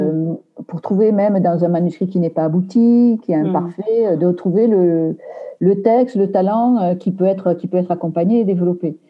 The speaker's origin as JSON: {"language": "French", "area": "Aveyron", "region": "Occitania", "country": "France", "tie": "born or raised there", "moved": "yes", "lives_now": "Paris, France", "said": "je suis originaire de l'Aveyron"}